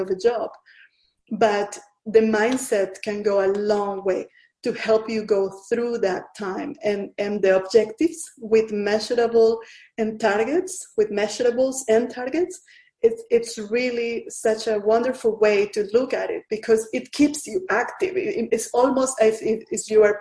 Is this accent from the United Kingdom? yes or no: no; Venezuela; moved away as an adult; also born or lived in Asia; I'm originally from Venezuela, from Latin America.